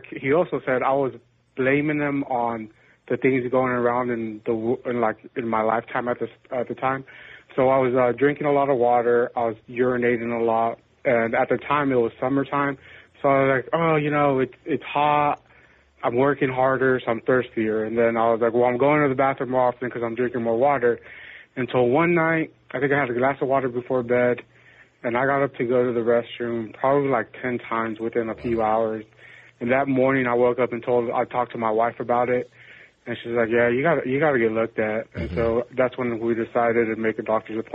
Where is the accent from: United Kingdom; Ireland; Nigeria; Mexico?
Mexico; also born or lived in California; now in Longview, United States; I was born in Mexico and then from Mexico I moved to California